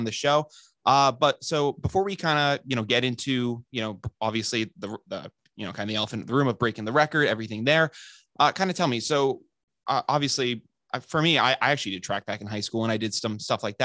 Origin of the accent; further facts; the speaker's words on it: Massachusetts, United States; I'm from Massachusetts